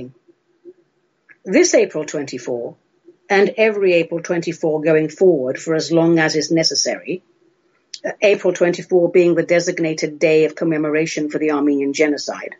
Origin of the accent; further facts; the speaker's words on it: London, United Kingdom; moved away as an adult; now in Oregon, United States; I grew up in the UK, in London. I was educated in the UK. I'm still very much a London girl.